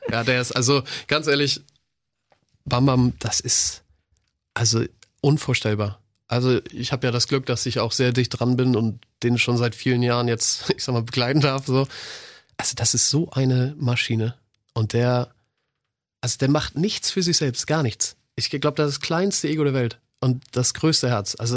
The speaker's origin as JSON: {"language": "German", "country": "Croatia", "said": "ich bin Kroate, ich bin Kroate."}